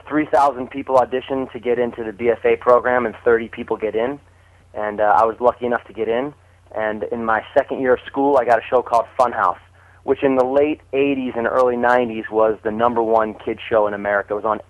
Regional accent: New Jersey, United States; I grew up in South Jersey, right outside of Philadelphia.

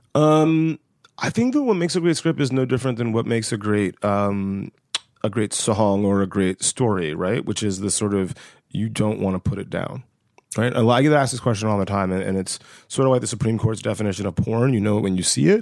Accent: West Central Georgia, United States; I grew up in West Central Georgia.

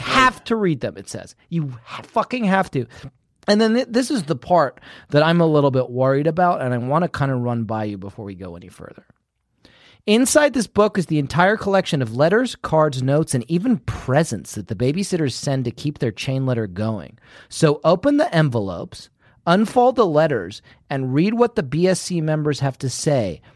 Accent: United Kingdom; moved away

